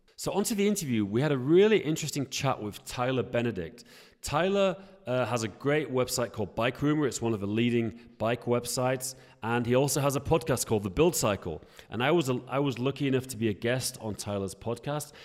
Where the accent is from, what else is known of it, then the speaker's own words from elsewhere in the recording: Yorkshire and the Humber, United Kingdom; I'm from Yorkshire in northern England, and, um, yeah, I'm from a very kind of rural